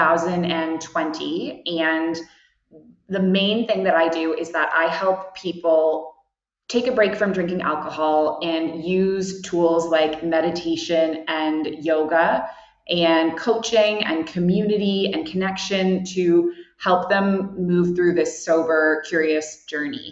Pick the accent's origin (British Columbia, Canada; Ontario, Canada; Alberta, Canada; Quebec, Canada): Ontario, Canada; Toronto; moved away as an adult; also born or lived in Kuwait / Abu Dhabi; now in Bali, Indonesia; I am originally from Canada, and I grew up in downtown Toronto